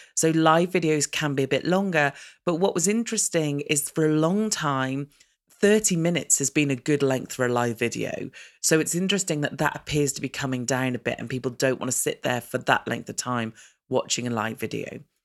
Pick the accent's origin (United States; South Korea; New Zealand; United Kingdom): United Kingdom; as a British person